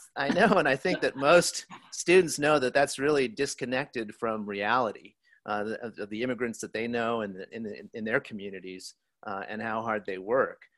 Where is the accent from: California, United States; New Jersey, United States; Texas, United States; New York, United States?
Texas, United States; El Paso; my background growing up in El Paso, Texas